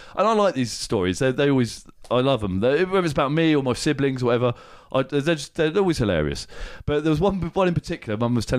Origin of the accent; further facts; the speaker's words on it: Watford, East of England, United Kingdom; born there; So, I was born in Watford. I was born in Watford, which is just to the northeast of London.